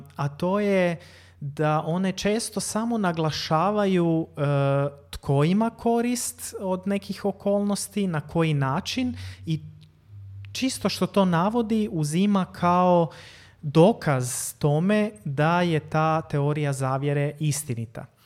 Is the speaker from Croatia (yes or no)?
yes; Croatia; Kod nas u Hrvatskoj